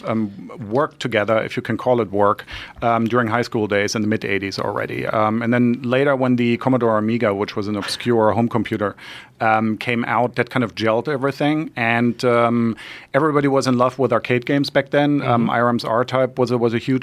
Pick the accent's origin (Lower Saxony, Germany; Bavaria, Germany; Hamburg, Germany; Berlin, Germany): Lower Saxony, Germany; Hanover; moved away; also born or lived in Munich / Cologne; I was born in Munich, and my parents dragged me to Hanover